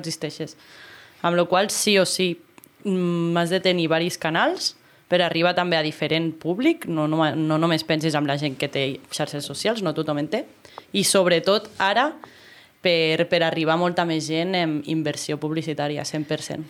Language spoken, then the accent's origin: Catalan; Andorra; aquí a Andorra, que és un país poble, que ens coneixem tots